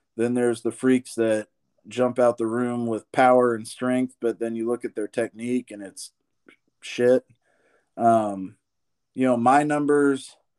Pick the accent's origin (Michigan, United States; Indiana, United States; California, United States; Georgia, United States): Indiana, United States; Columbus; I grew up here in Columbus, Indiana